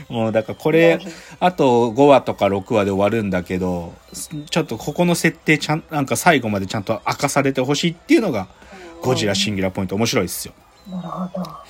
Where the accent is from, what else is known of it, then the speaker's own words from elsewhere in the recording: Tohoku, Japan; あの、俺、東北の人だけど、